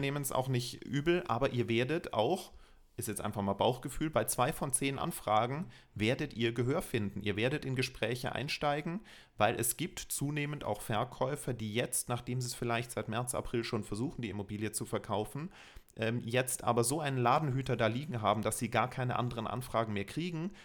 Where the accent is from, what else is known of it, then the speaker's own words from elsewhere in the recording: Germany; bei uns in Deutschland